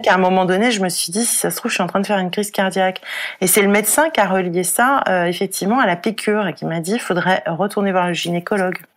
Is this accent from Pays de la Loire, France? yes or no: no; Paris, Île-de-France, France; je suis parisienne